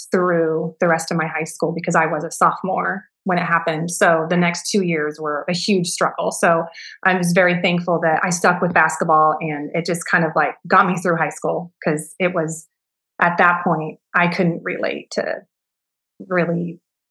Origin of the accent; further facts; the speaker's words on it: Enumclaw, Washington, United States; I grew up right here in Enumclaw, where I still am with my family